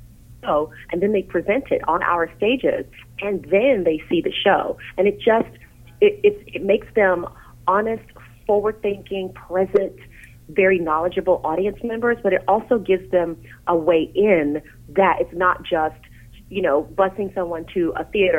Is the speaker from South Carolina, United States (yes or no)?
no; Tennessee, United States; in my hometown, there was something called Governor School, and I went to Governor School for Tennessee